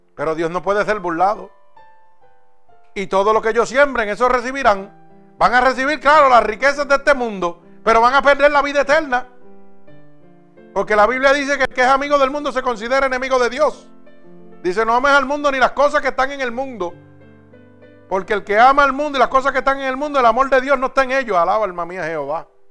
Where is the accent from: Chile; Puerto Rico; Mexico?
Puerto Rico; Vega Baja; mi pueblo en Vega Baja